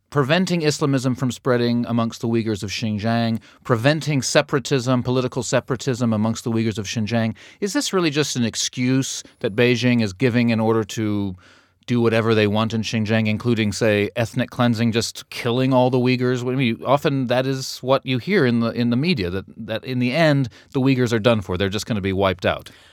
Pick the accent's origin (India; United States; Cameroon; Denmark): United States; I'm an American